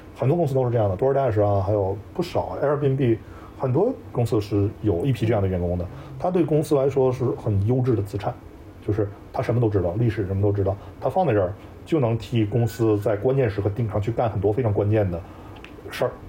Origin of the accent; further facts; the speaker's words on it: China; moved away as an adult; also born or lived in Silicon Valley, United States; now in United States; 就是说我一个中国人，我当时说valuation的时候，我会读 valuation